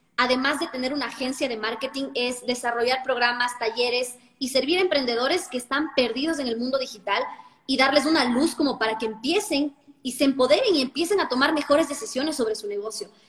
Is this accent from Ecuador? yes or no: yes; Ecuador; moved away; also born or lived in Santo Domingo; mi país